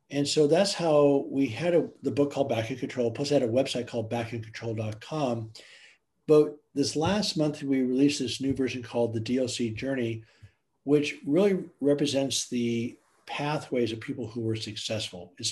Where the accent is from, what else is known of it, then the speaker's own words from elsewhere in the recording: Germany; moved away; I grew up in Germany.